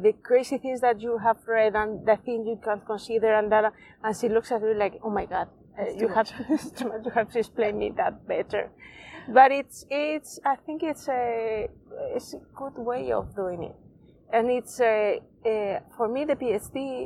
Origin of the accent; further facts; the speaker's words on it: Spain; English is a second language; I'm from Spain